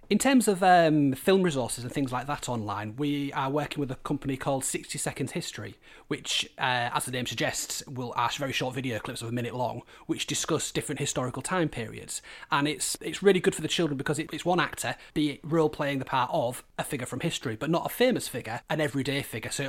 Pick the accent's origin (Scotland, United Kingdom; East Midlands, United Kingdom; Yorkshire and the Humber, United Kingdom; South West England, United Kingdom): Yorkshire and the Humber, United Kingdom; Hull; also born or lived in York; when you grow up in Hull you are quite keen to spread your wings and go other places